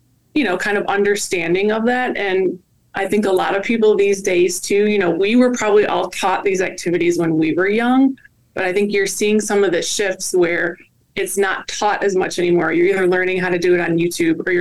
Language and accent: English; Wisconsin, United States; I grew up in the Midwest. I actually grew up in Wisconsin